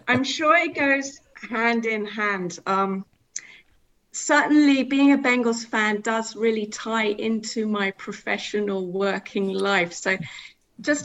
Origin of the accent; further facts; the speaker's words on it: Cambridge, East of England, United Kingdom; moved away as an adult; now in Isle of Anglesey, United Kingdom; I'm originally from Cambridge, and I came up to Anglesey for work.